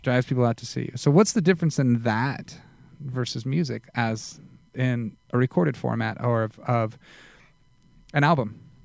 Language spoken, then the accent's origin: English; Las Vegas, Nevada, United States; moved away; I was from Vegas